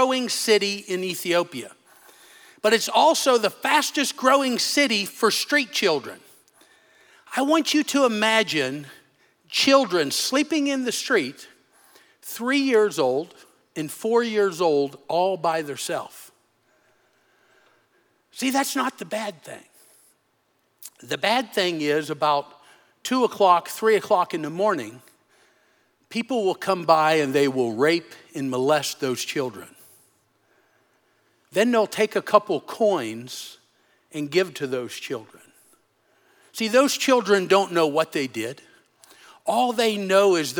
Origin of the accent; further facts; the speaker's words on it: United States; moved away as an adult; now in Africa; One's in my hometown